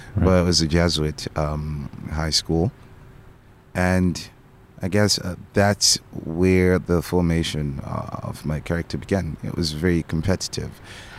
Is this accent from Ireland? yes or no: no; Harare, Zimbabwe; born there; I was born in Zimbabwe. In Harare, the capital city.